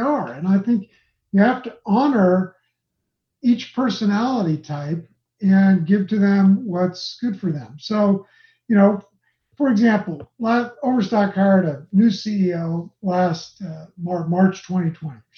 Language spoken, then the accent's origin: English; Los Angeles, California, United States; now in Utah, United States; I grew up in Los Angeles going to Dodger games